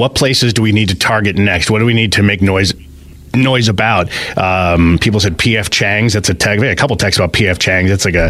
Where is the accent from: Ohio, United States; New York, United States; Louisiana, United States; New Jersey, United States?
New Jersey, United States; Bridgewater; moved away; my hometown of Bridgewater, New Jersey